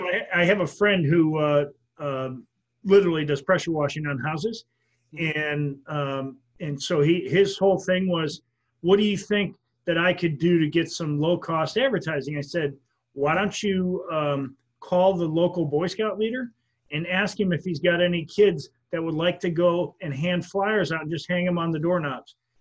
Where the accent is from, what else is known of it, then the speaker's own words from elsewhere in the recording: Wisconsin, United States; now in Florida, United States; I'm from Wisconsin. When I was a kid, I worked at a gas station